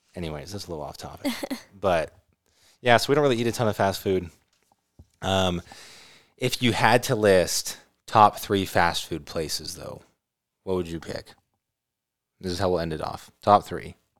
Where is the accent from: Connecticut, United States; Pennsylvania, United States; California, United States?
California, United States; living in California